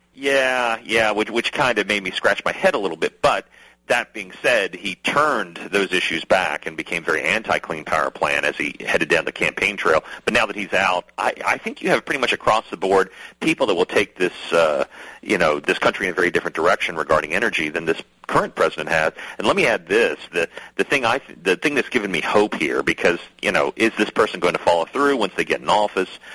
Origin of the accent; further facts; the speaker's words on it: West Virginia, United States; moved away; also born or lived in Kentucky; my home state of West Virginia